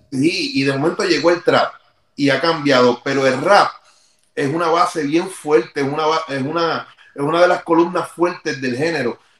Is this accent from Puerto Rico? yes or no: yes; Carolina, Puerto Rico; nosotros somos de Vía Fontana, Carolina